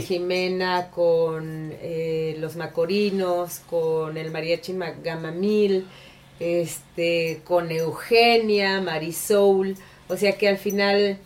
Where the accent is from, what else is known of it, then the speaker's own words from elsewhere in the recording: Mexico; also born or lived in San Luis Potosí / Guadalajara; Literalmente mi niñez fue en San Luis Potosí y en Guadalajara